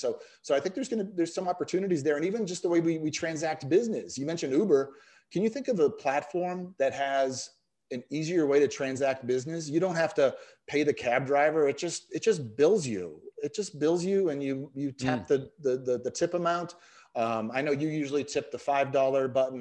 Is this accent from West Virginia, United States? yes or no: no; Boston, Massachusetts, United States; I'm from the Boston area, so it wasn't Star Market where I worked, it was Stomlocket